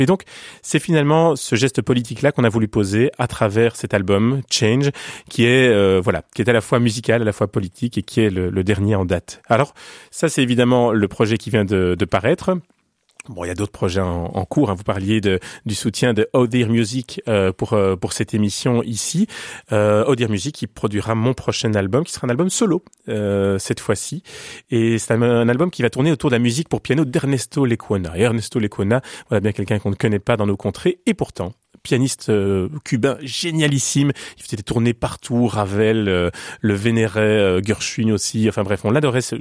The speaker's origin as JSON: {"language": "French", "country": "Belgium", "said": "quand on est belge"}